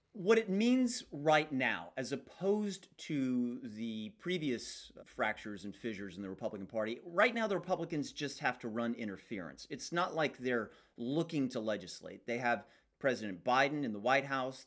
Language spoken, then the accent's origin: English; United States; as an American